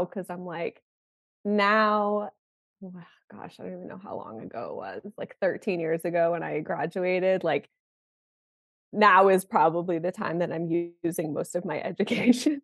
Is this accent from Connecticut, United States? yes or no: yes; Connecticut, United States; also born or lived in New York City; I moved back to my hometown in Connecticut